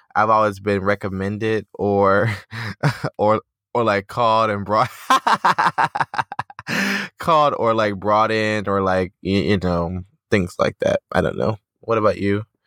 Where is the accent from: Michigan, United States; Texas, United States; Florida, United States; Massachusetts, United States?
Michigan, United States; Detroit; My hometown of Detroit.